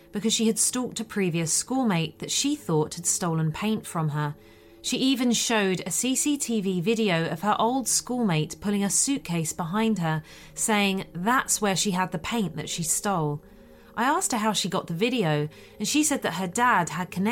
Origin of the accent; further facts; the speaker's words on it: Sweden; it happened in my home country of Sweden